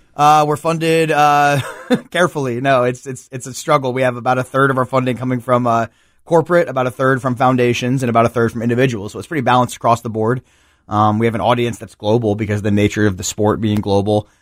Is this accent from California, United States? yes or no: no; New Jersey, United States; now in Memphis, United States; the neighborhood I grew up in New Jersey